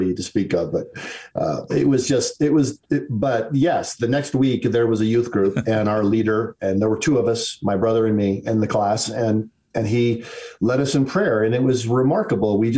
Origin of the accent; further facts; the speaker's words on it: Detroit, Michigan, United States; I was born in Detroit, Michigan. That was an odd place. And when I was a small child, the city dissolved into riots.